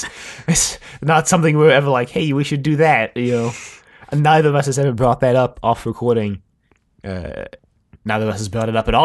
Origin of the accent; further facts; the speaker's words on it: South Africa; accent: South African and American blend; now in United States; so that's why my accent is, I mean, it's not like strictly South African. It's like this weird kind of blend between South African and American.